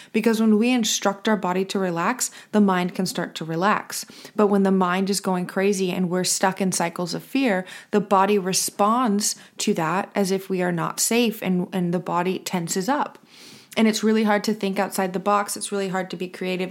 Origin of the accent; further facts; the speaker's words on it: United States; I'm from the United States